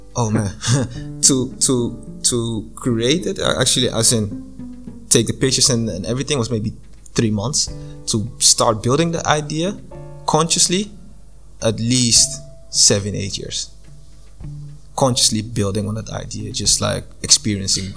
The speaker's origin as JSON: {"language": "English", "country": "Ghana", "also_born_or_lived": "Japan / Zambia", "moved": "as an adult", "said": "I'm from Ghana, and I moved to Zambia"}